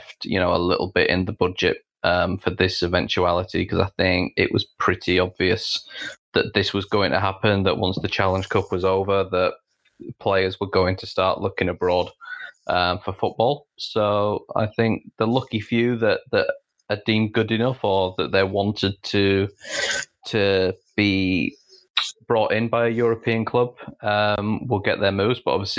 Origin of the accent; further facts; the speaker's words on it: England, United Kingdom; which works for me as an English women's football writer, predominantly working for an American outlet.